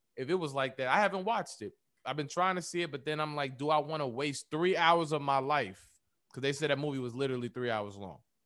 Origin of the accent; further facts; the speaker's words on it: United States; us here in America, black people in America, we are American not by choice, but we are still African by blood